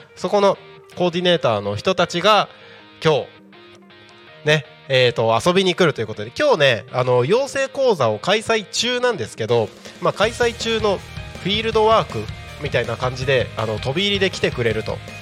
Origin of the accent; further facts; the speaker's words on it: Takko, Aomori, Japan; moved away; also born or lived in Tako, Chiba; 僕地元が青森県の田子町で